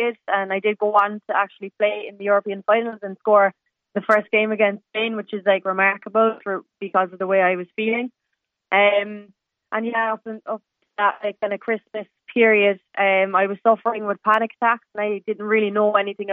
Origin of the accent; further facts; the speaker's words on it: Douglas, Munster, Ireland; moved away; also born or lived in Dublin / Glasgow; me growing up in Douglas